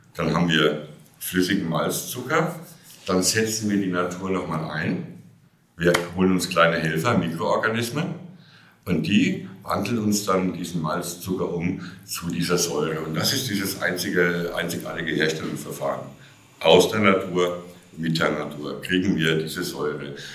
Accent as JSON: {"language": "German", "town": "Oberelsbach", "region": "Bavaria", "country": "Germany", "tie": "born or raised there", "said": "Ich, ich komme aus der Rhön. Ich bin tatsächlich auch hier in Oberelsbach geboren und ich sitze hier an dem, dem Ort meiner ganz frühen Kindheit. Ich bin hier zur Schule gegangen."}